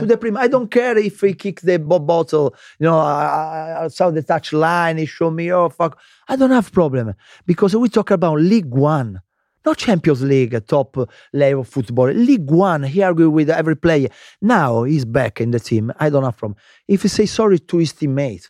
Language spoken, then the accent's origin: English; Lazio, Italy; English is a second language; moved away as an adult; also born or lived in London, United Kingdom; Lazio, I was born in Lazio